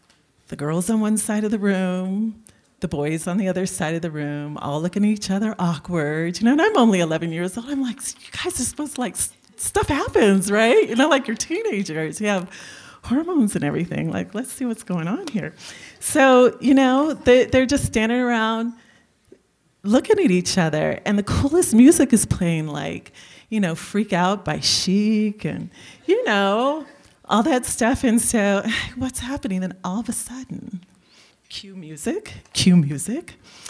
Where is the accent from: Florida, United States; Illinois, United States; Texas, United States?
Illinois, United States; Chicago; now in Tucson, United States; And I was from Chicago. I'd moved here from Chicago. So from there, my operating base was Chicago.